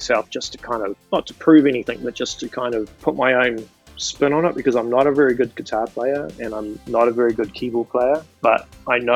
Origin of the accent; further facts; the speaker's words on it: New Zealand; moved away as an adult; now in New York City, United States; I'm originally from New Zealand, when I was living there, I had a studio